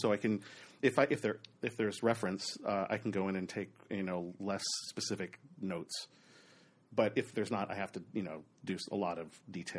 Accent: Oregon, United States; moved away as an adult; also born or lived in Southern California; Born and raised in Oregon, about an hour and a half south of Portland

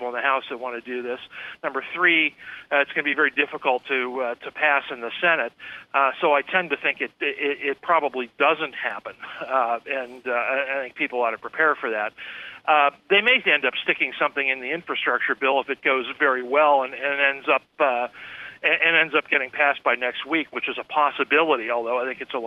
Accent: Pennsylvania, United States; near the place where I grew up in Pennsylvania

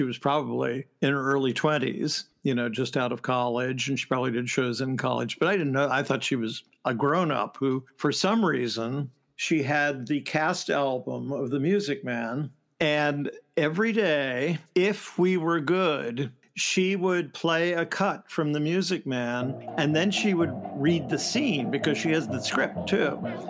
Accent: Columbus, Ohio, United States; Well, I'm an Ohio boy. I'm from Columbus, Ohio, which is pretty much a musical theater desert. In fact, it's kind of an arts desert.

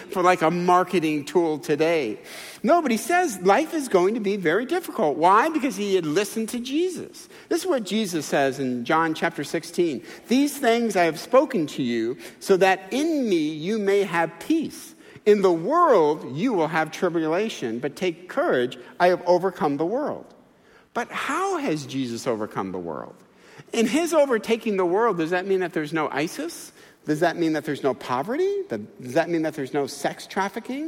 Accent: United States; as American Christians

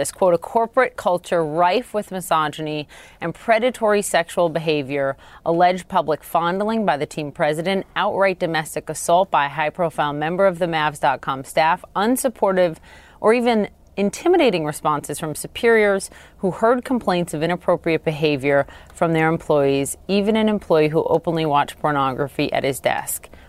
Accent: California, United States; Yes, I'm from the San Francisco Bay Area.

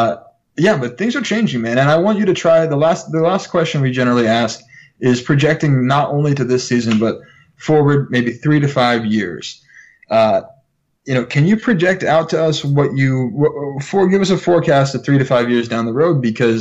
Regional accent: Bay Area, California, United States; I grew up a Warriors fan. I grew up in the Bay Area.

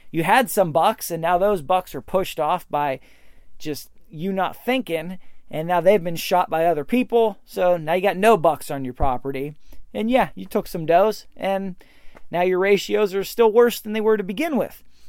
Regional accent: Pennsylvania, United States; my home state, Pennsylvania

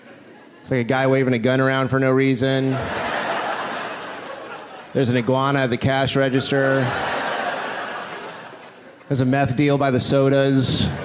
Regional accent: Jacksonville, Florida, United States; I'm from Jacksonville, Florida.

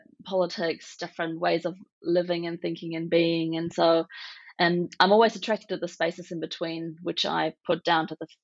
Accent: West Berlin, Berlin, Germany; English is a second language; I am originally from West Berlin. I'm born to East German and Egyptian parents, and I sort of grew up towards the end of the Cold War into a very new type of Germany, I suppose.

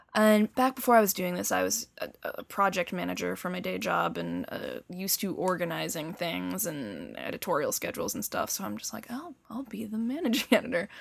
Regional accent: Bedford, New Hampshire, United States; also born or lived in Boston, Massachusetts; I was born in Boston, um, and lived in the suburbs for a couple years before moving to Bedford, New Hampshire

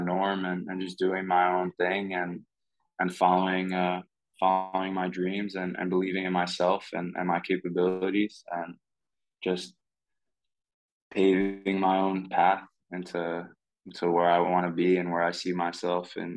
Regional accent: New York, United States; moved away as an adult; also born or lived in Slovenia; now in Portugal; I was born in New York, grew up playing soccer, played at New Hyde Park Wildcats from the age of two all the way up to the age of eight

